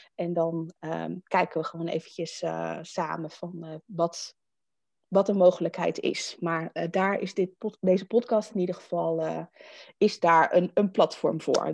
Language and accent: Dutch; Netherlands; we zijn Nederlanders